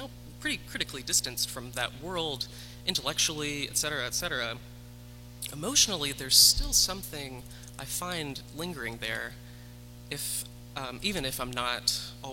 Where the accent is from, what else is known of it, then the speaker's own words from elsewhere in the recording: the South, United States; I grew up evangelical in the South